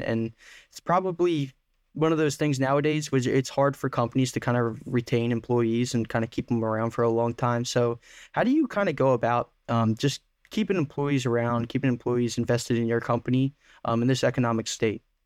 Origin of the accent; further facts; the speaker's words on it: Delaware County, Pennsylvania, United States; I grew up in Delco